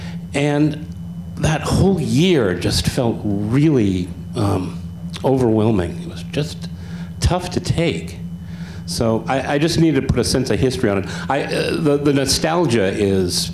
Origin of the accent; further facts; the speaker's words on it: San Francisco, California, United States; I am from San Francisco